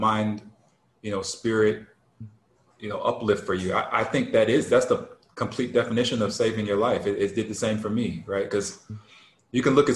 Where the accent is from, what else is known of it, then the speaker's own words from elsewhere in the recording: Detroit, Michigan, United States; growing up in Detroit